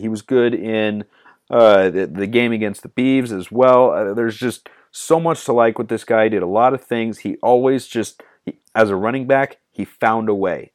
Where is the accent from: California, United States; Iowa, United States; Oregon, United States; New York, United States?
Oregon, United States; Lake Oswego; Lake O. That's my hometown